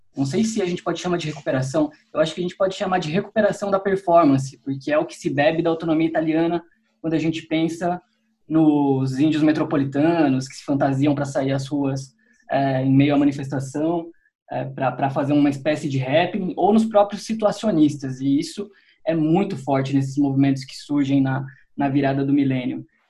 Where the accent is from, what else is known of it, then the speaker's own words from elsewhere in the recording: Piracicaba, São Paulo, Brazil; foi numa cidade do interior, em Piracicaba, onde eu cresci